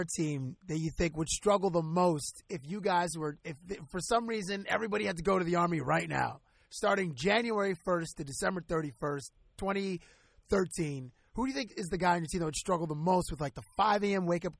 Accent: Toronto, Ontario, Canada; from Toronto.

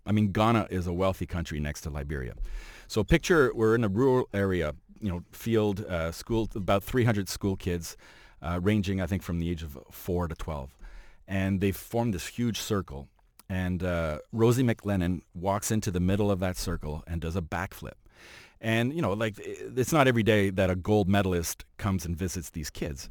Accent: Montreal, Quebec, Canada; now in Toronto, Canada; I'm from Montreal

